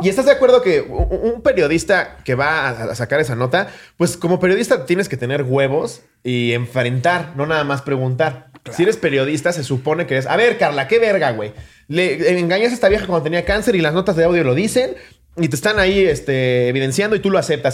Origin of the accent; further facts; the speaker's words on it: Mexico; decir que soy mexicano